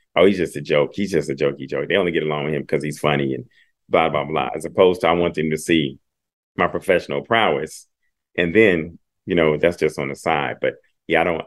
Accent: Dayton, Ohio, United States; I'm from Dayton, Ohio

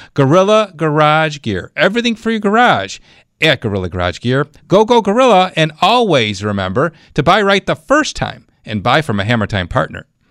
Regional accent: Clarence, New York, United States; Clarence, uh, my hometown.

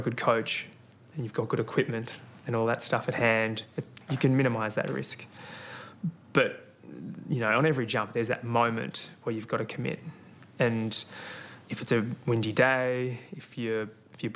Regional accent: Melbourne, Victoria, Australia; I grew up in North Baldwin in Victoria, and Box Hill Athletics Club was my local track

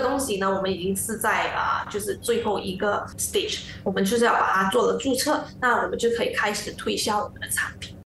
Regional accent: Malaysia; 我们马来西亚人比较 喜欢我们本土的自己制造商呢

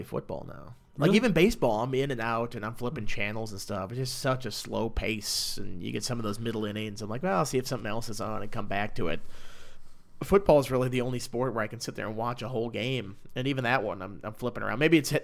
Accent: Minnesota, United States; I'm from Minnesota

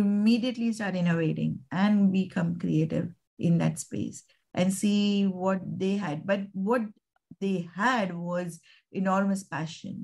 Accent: India; moved away as an adult; now in Australia; I am initially from India, came to Australia in 2000

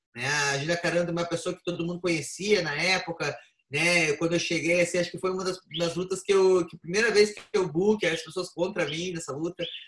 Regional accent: Curitiba, Paraná, Brazil; moved away; E fazer a estreia na cidade onde eu nasci, né? Na arena, que é nessa arena lá principal que tem ali em Curitiba

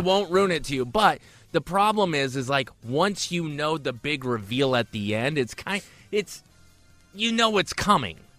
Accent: Tacoma, Washington, United States; I grew up in Tacoma

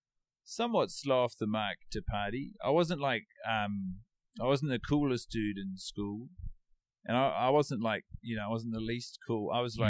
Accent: Christchurch, Canterbury, New Zealand; I grew up in Christchurch, New Zealand.

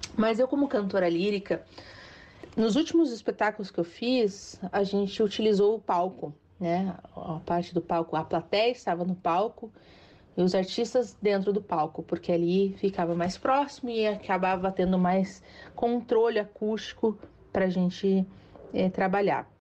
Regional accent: Curitiba, Paraná, Brazil; Sou curitibana

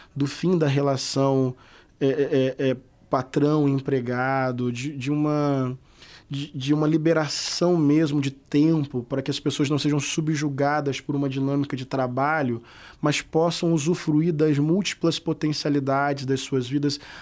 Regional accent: Brazil; Eu sou brasileiro

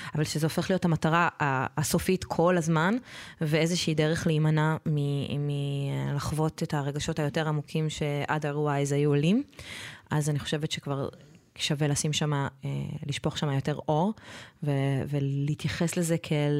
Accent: Israel; אני גדלתי בקיבוץ

